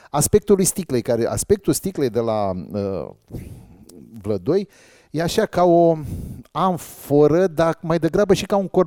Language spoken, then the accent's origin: Romanian; Dobruja, Romania; Băi, eu sunt de la Dobrogea, nene.